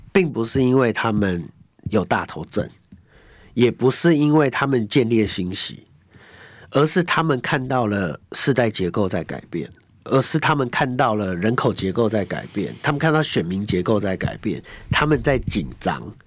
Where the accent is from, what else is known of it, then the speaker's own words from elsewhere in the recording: Taipei, Taiwan; 我从小到大就用木栅长大